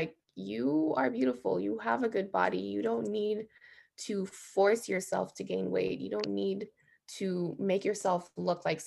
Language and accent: English; Jamaica; I'm from Jamaica